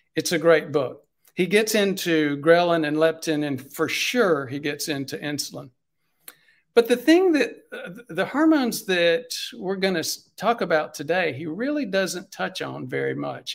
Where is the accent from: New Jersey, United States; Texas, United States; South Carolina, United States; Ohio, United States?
South Carolina, United States; I'm from South Carolina